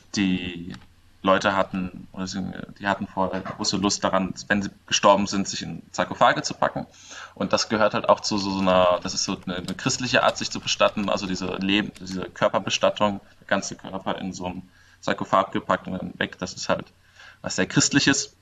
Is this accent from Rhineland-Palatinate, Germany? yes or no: yes; Mainz, Rhineland-Palatinate, Germany; wir kommen ja irgendwie alle aus Mainz